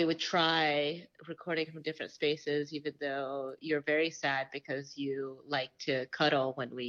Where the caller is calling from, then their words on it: Garrison, New York, United States; I'm calling from Garrison, New York. It's a lovely little town.